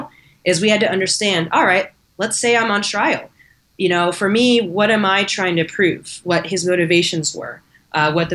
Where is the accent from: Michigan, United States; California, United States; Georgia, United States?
California, United States; Alameda; I'm from Alameda here in the Bay Area